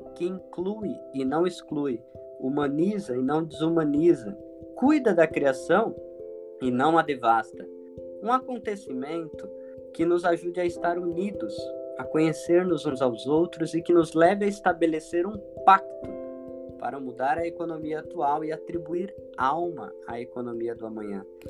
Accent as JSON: {"language": "Portuguese", "town": "São Vicente", "region": "São Paulo", "country": "Brazil", "tie": "born or raised there", "moved": "yes", "lives_now": "Toledo, Brazil", "said": "Sou natural de São Vicente, litoral de São Paulo"}